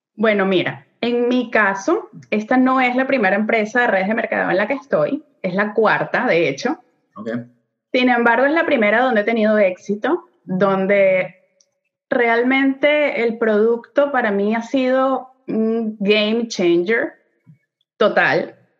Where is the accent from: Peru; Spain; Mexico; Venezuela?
Venezuela; moved away as an adult; now in Montreal, Canada; nosotros somos venezolanos, tenemos ya casi ocho años viviendo aquí en Montreal, Canadá